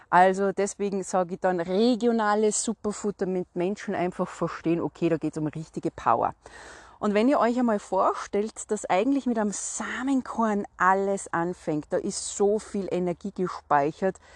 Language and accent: German; Salzburg, Austria; ich komme aus Salzburg. Salzburg ist berühmt und bekannt für den Salzburger Schnürdelregen.